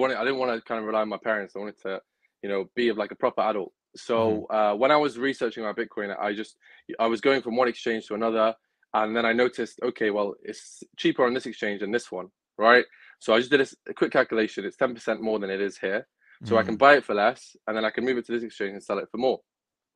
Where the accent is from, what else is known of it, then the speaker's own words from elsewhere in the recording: Manchester, North West England, United Kingdom; also born or lived in Gaza, Palestine / Norway / Wales; we settled in Manchester. So Manchester is my home. It's where I've lived most of my life.